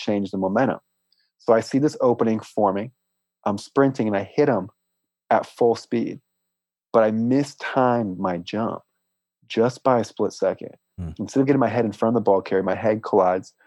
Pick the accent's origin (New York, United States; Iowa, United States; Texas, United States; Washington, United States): Iowa, United States; Des Moines; now in Port St. Lucie, United States; I was born in Des Moines, Iowa